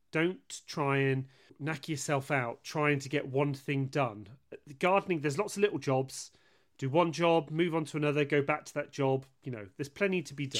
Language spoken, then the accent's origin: English; West Country, South West England, United Kingdom; I'm from the West Country and we're very unpronounceable down here